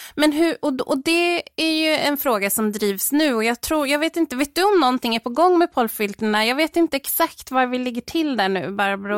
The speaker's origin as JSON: {"language": "Swedish", "town": "Stockholm", "region": "Stockholm County", "country": "Sweden", "moved": "yes", "lives_now": "Jönköping, Sweden", "said": "jag kommer från Stockholm från början, men jag har bott här i, i 17 år"}